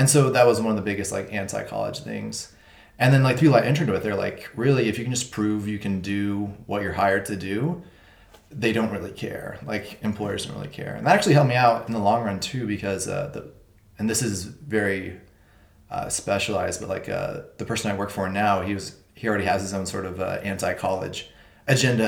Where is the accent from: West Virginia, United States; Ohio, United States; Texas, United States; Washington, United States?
Texas, United States; Amarillo; moved away as an adult; now in Los Angeles, United States; I was born and raised in Amarillo, Texas, and very recently I moved to LA to pursue work in animation